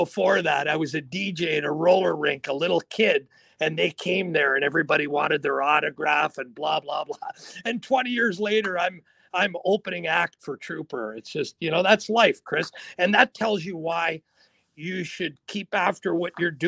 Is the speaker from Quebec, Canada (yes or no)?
no; Sault Ste. Marie, Ontario, Canada; those people I grew up with in the Sioux